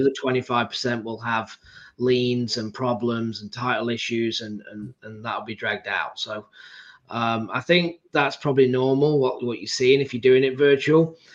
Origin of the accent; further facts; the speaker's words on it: England, United Kingdom; I'm from England